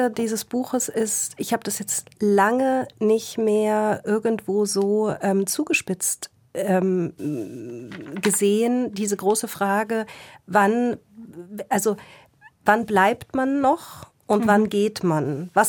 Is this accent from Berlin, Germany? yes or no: yes; Berlin, Germany; also ich komme ja aus Berlin und natürlich war E.T. Hoffmann in Berlin Schullektor Lektüre.